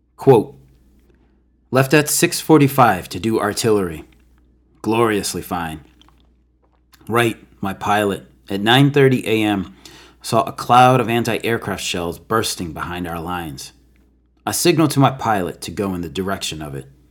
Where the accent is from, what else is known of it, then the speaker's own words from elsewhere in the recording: United States; as an American